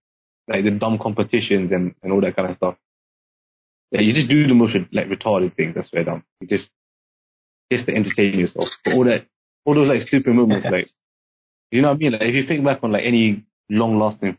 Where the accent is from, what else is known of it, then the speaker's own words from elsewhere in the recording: London, United Kingdom; first language English; moved away as an adult; now in Singapore; I moved from Singapore to London when I was 7, like with my whole family.